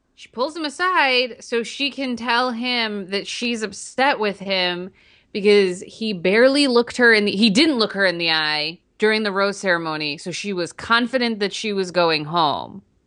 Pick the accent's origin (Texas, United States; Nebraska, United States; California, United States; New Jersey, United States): New Jersey, United States; I'm from New Jersey